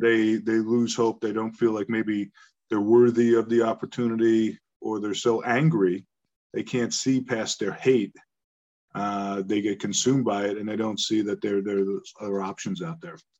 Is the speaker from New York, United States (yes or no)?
yes; Long Island, New York, United States; also born or lived in Bronx, New York; I was born in the Bronx. We moved out to Long Island, you know, to the suburbs